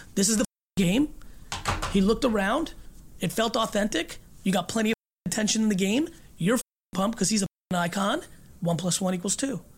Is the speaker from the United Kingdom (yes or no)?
no; Russia; born or raised there; moved away